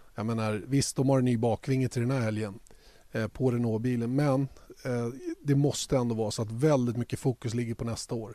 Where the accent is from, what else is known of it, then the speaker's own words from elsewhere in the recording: Sweden; Eftersom vi är svenskar